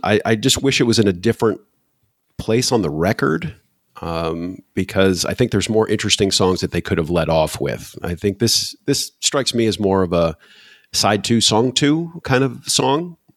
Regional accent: Michigan, United States; now in Poland; I'm originally from Michigan

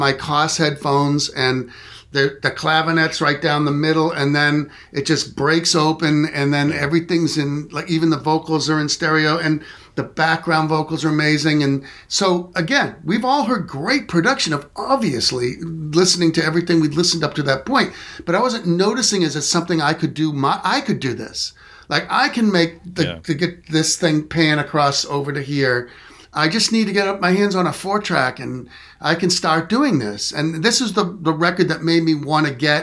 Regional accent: Boston, Massachusetts, United States; moved away; also born or lived in Nashville; I'm not from Rhode Island. I'm from Boston.

